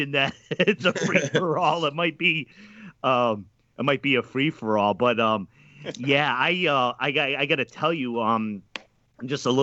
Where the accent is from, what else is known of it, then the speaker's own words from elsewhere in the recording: outside of Providence, Rhode Island, United States; I grew up outside of Providence of Rhode Island